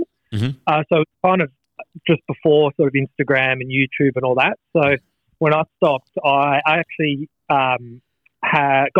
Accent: Western Australia, Australia; in West Australia, we, luckily enough, down south in Margs

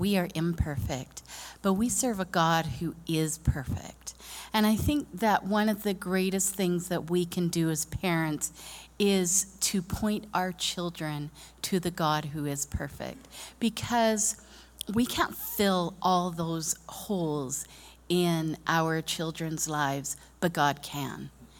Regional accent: Japan; I grew up in Japan.

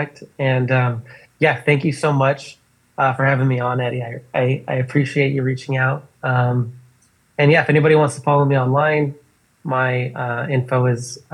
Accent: Los Angeles, California, United States; moved away as an adult; also born or lived in Austin, Texas; now in Portland, United States; growing up in LA, it was like it's a melting pot.

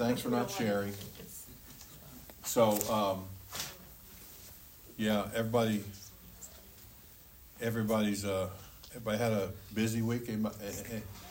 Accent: Annapolis, Maryland, United States; I'm from Annapolis

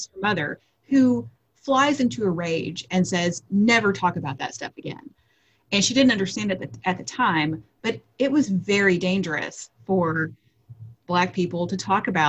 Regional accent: Texas, United States; I grew up in Texas

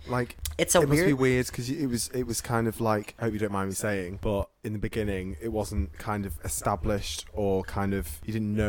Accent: Liverpool, North West England, United Kingdom; also born or lived in Manchester / Leicester; I grew up between here and Liverpool.

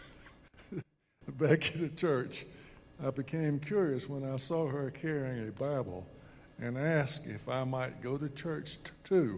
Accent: Tallahassee, Florida, United States; I grew up in Tallahassee

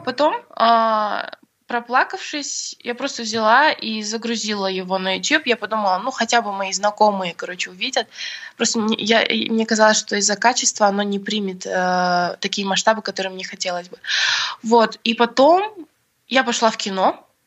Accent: Bishkek, Kyrgyzstan; я родилась в Бишкеке и выросла тоже здесь

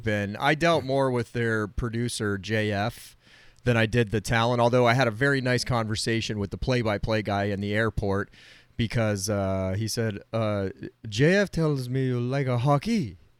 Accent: Florida, United States; I'm from Florida

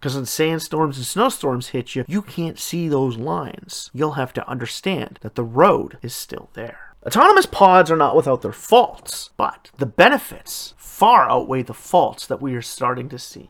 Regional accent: Canada; my home country, Canada

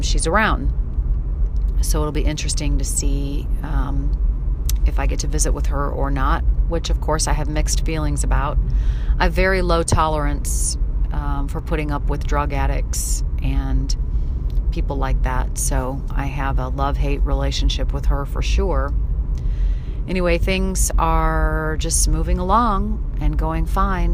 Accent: St. Louis, Missouri, United States; moved away; St. Louis, my hometown

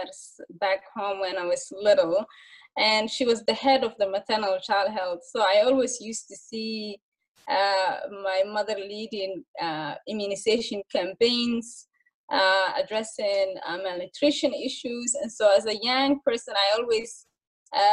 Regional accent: Mogadishu, Banaadir, Somalia; moved away as an adult; now in Minnesota, United States; when I was young, growing up in Somalia, Mogadishu

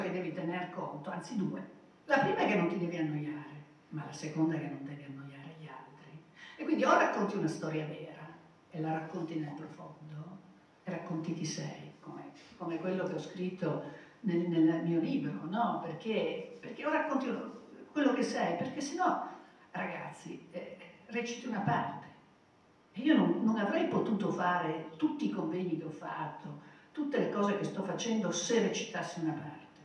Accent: Turin, Piedmont, Italy; io sono nata a Torino

